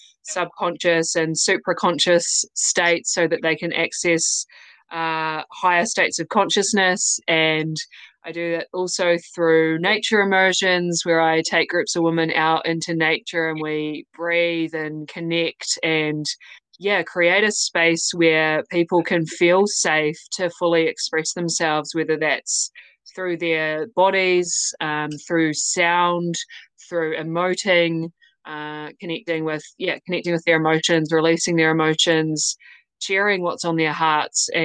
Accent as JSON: {"language": "English", "country": "New Zealand", "accent": "New Zealand", "said": "I'm in New Zealand. That's my accent."}